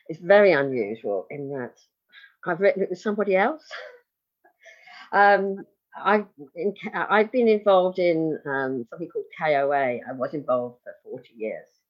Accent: England, United Kingdom; I'm English

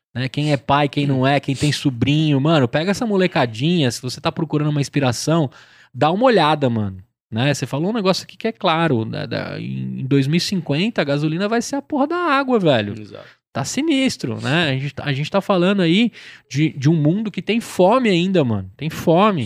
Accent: São Paulo, Brazil; Tamo Zona Leste

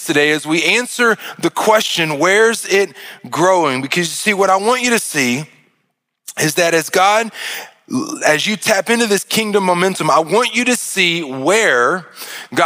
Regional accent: Arkansas, United States; I'm from Arkansas

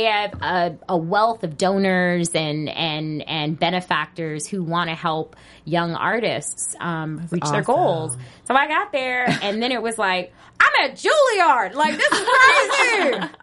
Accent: Petersburg, Virginia, United States; also born or lived in Baltimore, Maryland; I was born in Baltimore. I was raised in Virginia

